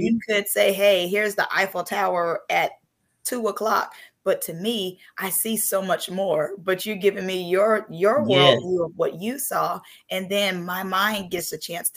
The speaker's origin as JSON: {"language": "English", "town": "Seattle", "region": "Washington", "country": "United States", "tie": "born or raised there", "moved": "yes", "lives_now": "Florida, United States", "said": "I was born and raised in Seattle, and I moved down here to Florida"}